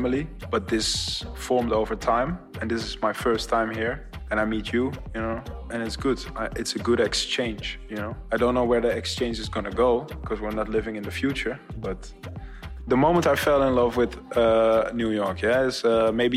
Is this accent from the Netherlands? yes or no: yes; Amsterdam, North Holland, Netherlands; Amsterdam is my hometown